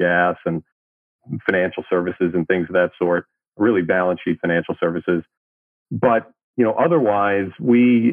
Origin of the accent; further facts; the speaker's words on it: New York City, New York, United States; moved away; also born or lived in California / Midwest; Born and raised in Brooklyn, New York. Spent most of my childhood and early life in New York City